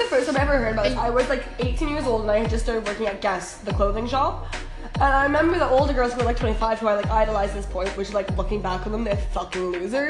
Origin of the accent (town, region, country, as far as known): Canada